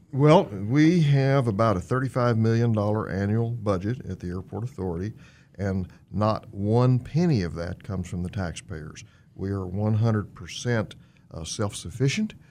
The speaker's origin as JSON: {"language": "English", "town": "Fort Worth", "region": "Texas", "country": "United States", "tie": "born or raised there", "moved": "yes", "lives_now": "Wichita, United States", "said": "I was born and raised in Fort Worth, Texas."}